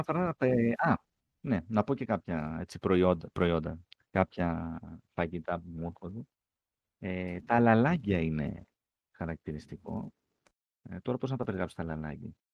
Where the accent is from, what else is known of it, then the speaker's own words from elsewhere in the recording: Athens, Attica, Greece; Εγώ είμαι από Αθήνα, αλλά η μητέρα μου είναι από Καλαμάτα